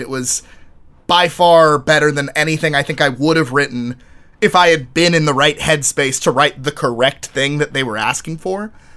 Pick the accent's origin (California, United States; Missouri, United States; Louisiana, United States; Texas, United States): Texas, United States; moved away; I was from Texas